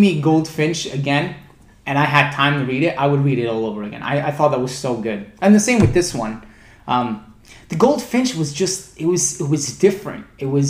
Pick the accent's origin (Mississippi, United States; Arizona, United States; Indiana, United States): Mississippi, United States; I'm originally from Mississippi.